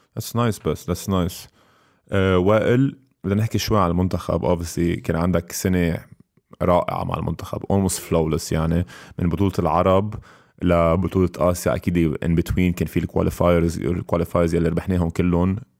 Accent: Lebanon

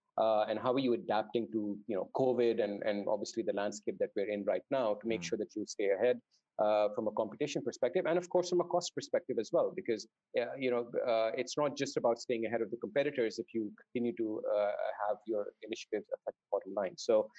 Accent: Dubai, United Arab Emirates; also born or lived in Saudi Arabia; I grew up in the Middle East. So I grew up in Dubai and Saudi Arabia to a certain extent. I spent my first 8 years in Saudi

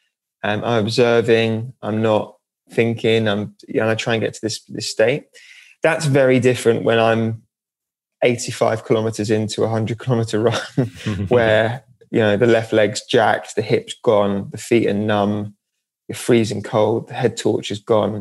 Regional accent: Norwich, East of England, United Kingdom; now in London, United Kingdom; I'm from Norwich, which is by the sea.

